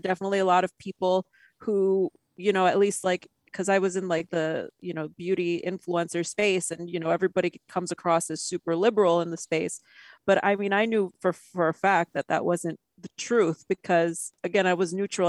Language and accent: English; New York, United States; I'm from New York. I was a child of the 90s